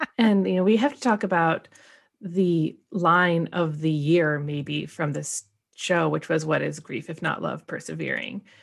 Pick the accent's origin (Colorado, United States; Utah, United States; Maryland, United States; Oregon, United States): Oregon, United States; Portland; we're both from Portland